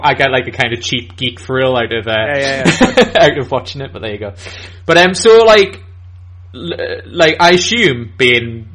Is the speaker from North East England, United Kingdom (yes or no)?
yes; Newcastle upon Tyne, North East England, United Kingdom; I'm from Newcastle in England.